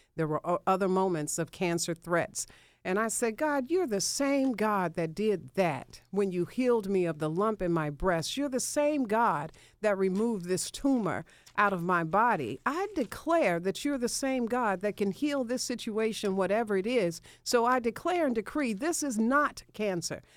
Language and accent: English; Memphis, Tennessee, United States; moved away as an adult; now in Atlanta, United States; I left my hometown of Memphis